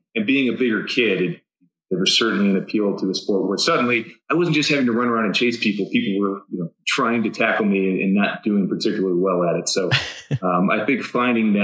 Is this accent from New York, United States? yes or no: no; Gainesville, Florida, United States; moved away as an adult; also born or lived in California / Tortola, British Virgin Islands / Georgia; we moved to Gainesville, Florida, which is where I spent most of my childhood